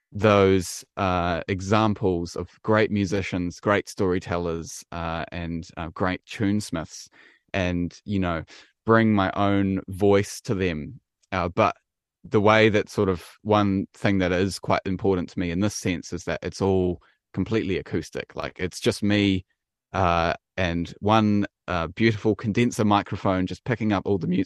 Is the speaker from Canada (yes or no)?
no; Wellington, New Zealand; I am definitely a Kiwi. Yep, born and bred uh, in Wellington